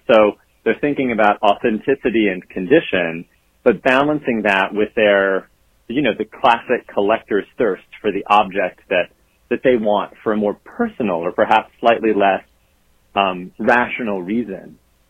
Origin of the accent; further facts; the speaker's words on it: the South, United States; I was growing up in the South, and it's just kind of what boys had to do in the rural culture that I grew up in.